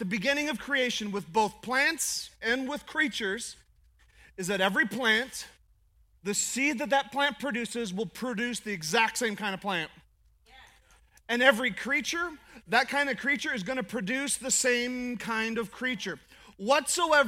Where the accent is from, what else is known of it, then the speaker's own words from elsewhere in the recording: Alaska, United States; I'm from Alaska